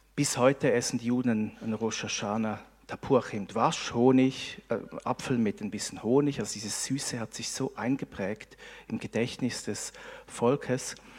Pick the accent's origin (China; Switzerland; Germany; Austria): Switzerland; wir als Schweizer